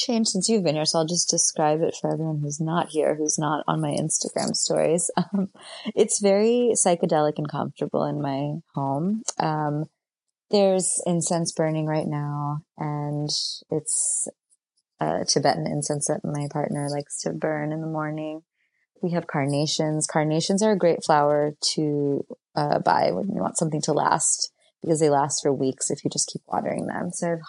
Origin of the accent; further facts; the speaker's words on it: New York, United States; And as a New Yorker, I feel like my spring and summer is being a little bit stolen from me